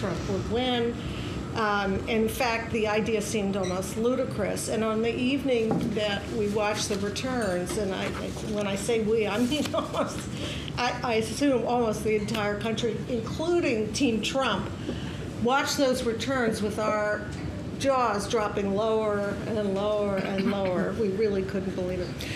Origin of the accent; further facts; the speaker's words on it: United States; Being an American